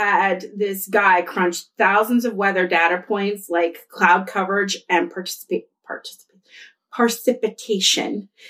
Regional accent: Pittsburgh, Pennsylvania, United States; Anyway, we're from Pittsburgh.

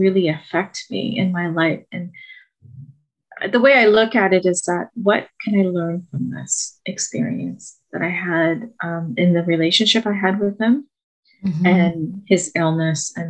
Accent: Mauritius, Ontario, Canada; first language French; English is a second language; I grew up in Mauritius, a little island off the coast of Madagascar, you know, in the middle of the Indian Ocean. I came to Canada at the age of 6, December of 1978

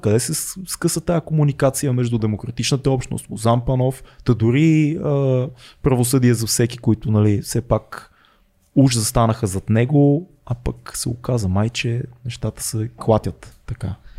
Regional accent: Sofia, Sofia City, Bulgaria; Аз съм от Надежда в, в хода, в блока, в който майка ми, майка ми живее, в момента аз не живея вече в Надежда от година

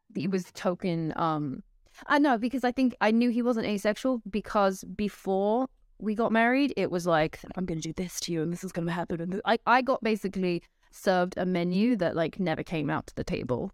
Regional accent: London, United Kingdom; I'm from London, England, and my parents met at, they were both teachers at a Christian school in London

